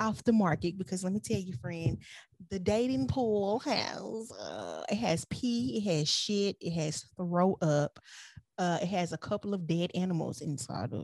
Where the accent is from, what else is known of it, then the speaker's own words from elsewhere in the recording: United States; accent: American; with my American accent